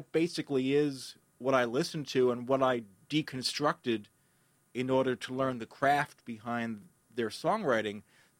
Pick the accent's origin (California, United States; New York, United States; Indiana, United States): New York, United States; New York City; moved away as an adult; now in New Jersey, United States; I grew up in the Bronx, and I've been saying that Jersey is, you know, it's a temporary thing. But at a certain point, when I've lived longer in New Jersey than New York, I can't say that.